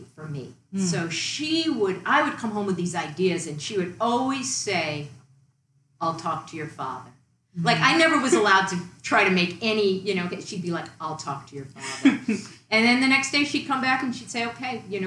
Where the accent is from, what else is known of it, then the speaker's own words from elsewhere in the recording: Long Island, New York, United States; moved away; also born or lived in Massachusetts; I grew up on Long Island, New York, in a working class neighborhood, working class family